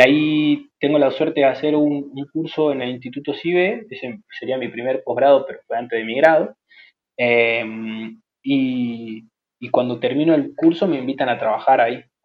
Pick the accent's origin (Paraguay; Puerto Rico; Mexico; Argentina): Argentina